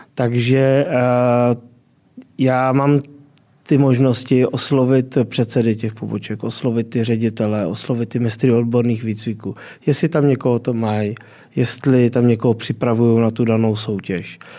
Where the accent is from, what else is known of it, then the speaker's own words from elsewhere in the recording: Děčín, Ústí nad Labem Region, Czechia; já jsem z Děčína až dál, takže jsem na hranicích